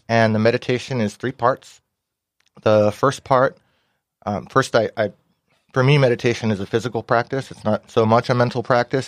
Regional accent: Ventura County, California, United States; I grew up in Ventura County.

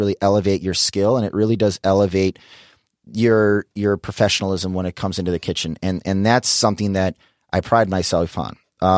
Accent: Detroit, Michigan, United States; You know, I grew up in the Midwest in Detroit. Back then, Detroit, you know, wasn't this food mecca.

